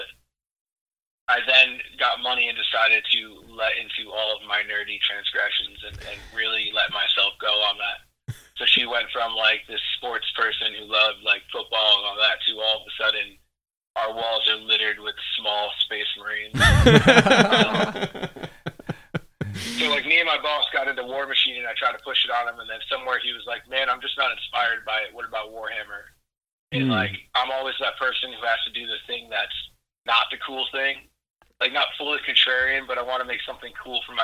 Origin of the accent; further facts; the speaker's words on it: Shelton, United States; I grew up kind of in Shelton, and I grew up going to Clockwork Comics